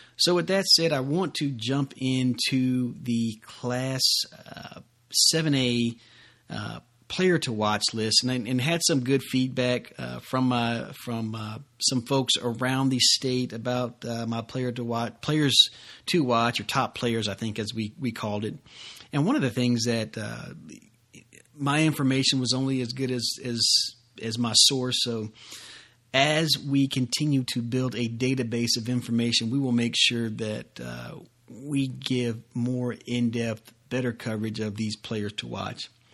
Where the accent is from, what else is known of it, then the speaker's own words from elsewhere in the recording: Jacksonville, Florida, United States; moved away as an adult; now in Georgia, United States; a youngster growing up in Jacksonville, Florida